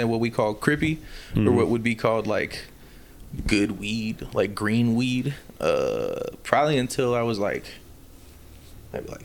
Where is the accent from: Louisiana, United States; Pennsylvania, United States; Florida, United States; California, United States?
Florida, United States; Miami; I'm from Miami